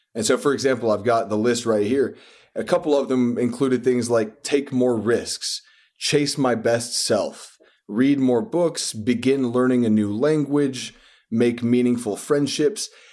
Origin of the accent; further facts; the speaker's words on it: West Texas, United States; now in New York, United States; I was born and raised in West Texas